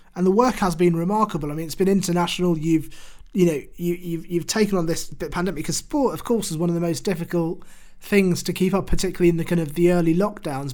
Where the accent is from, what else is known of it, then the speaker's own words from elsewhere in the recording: United Kingdom; as a British Bangladeshi who has grown up in the UK